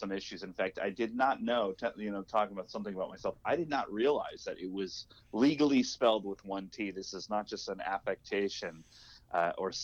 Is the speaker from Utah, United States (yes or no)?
no; Southern California, United States; I am originally from Southern California